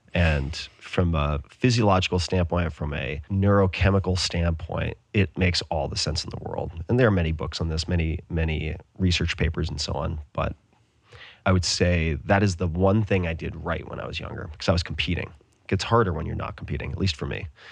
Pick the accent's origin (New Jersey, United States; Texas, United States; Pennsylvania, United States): Texas, United States; Austin; also born or lived in Bay Area; my hometown of Austin